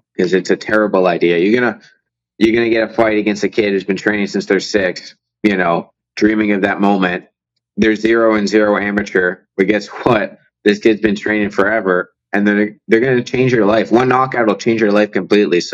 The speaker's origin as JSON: {"language": "English", "town": "Windsor", "region": "Ontario", "country": "Canada", "tie": "born or raised there", "said": "I grew up in Windsor"}